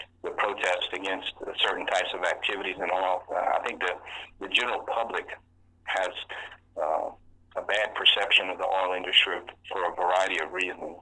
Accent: Louisiana, United States; born and raised in Louisiana, my entire family was connected to the oil and gas industry

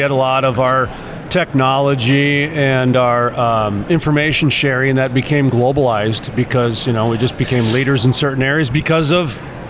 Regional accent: North Dakota, United States; I'm from North Dakota.

